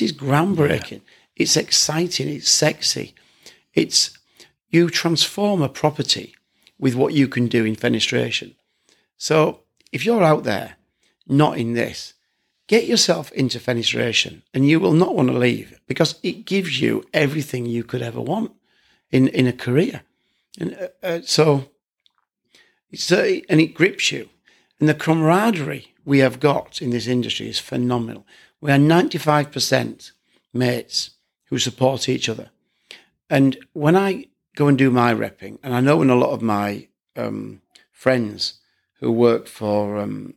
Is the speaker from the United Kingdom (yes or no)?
yes; York, Yorkshire and the Humber, United Kingdom; moved away; also born or lived in Shropshire; where I'm from York originally, I was living down in Shropshire